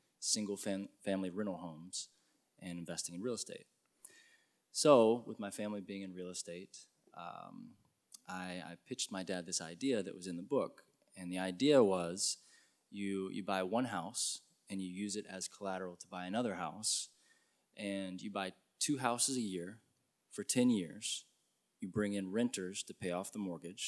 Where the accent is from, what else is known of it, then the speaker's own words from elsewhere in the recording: Lexington, Kentucky, United States; I grew up in Lexington, born and raised